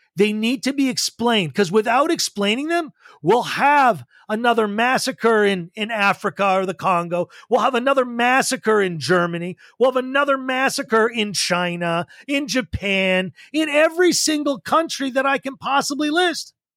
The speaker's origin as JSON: {"language": "English", "town": "Montreal", "region": "Quebec", "country": "Canada", "tie": "born or raised there", "said": "I grew up in Montreal, Quebec, went to a high school called Beacons Field High"}